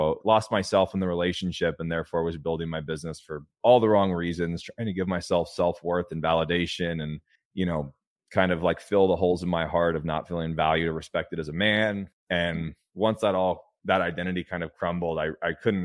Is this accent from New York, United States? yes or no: no; California, United States; I grew up in a trailer park in California